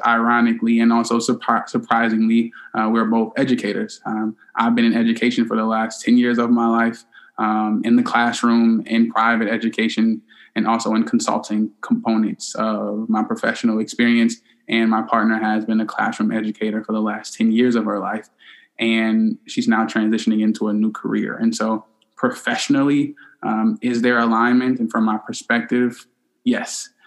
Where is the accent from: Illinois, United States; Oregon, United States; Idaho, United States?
Illinois, United States; Chicago; We both are from Chicago, and the only difference from uh, where we grew up in Chicago is that I'm a South Sider